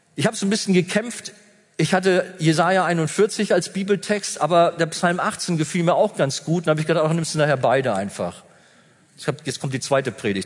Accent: Germany; Wir haben ja als Deutsche

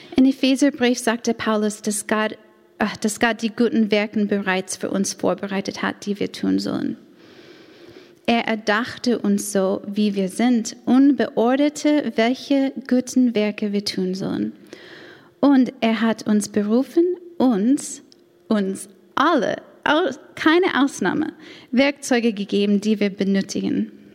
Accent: United States; German is a second language; moved away as an adult; now in Stade, Germany; bin ich Amerikanerin

